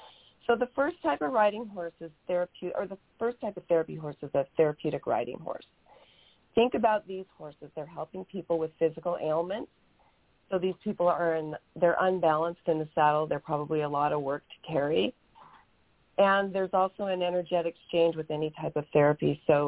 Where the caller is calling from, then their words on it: Camp Verde, Arizona, United States; I'm coming from Camp Verde, Arizona, which is just south of Sedona.